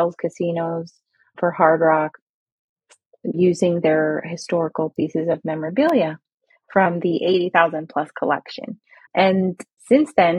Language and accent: English; Alpharetta, Georgia, United States; moved away as an adult; also born or lived in Kuwait; now in Orlando, United States; I grew up in Alpharetta, Georgia. So I say that I'm a Middle Eastern Georgia peach